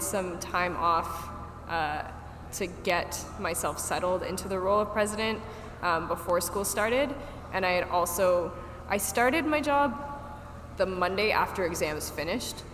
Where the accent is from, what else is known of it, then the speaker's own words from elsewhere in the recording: Markham, Ontario, Canada; also born or lived in Toronto; I actually moved back home to Markham for 3 months